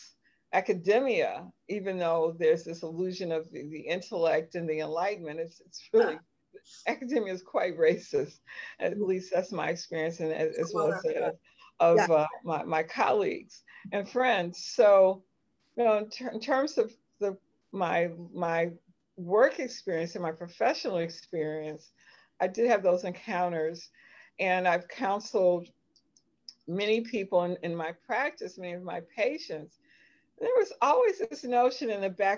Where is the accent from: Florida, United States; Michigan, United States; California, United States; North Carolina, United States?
Michigan, United States; Highland Park; And I grew up in Detroit, Michigan, actually Highland Park, Michigan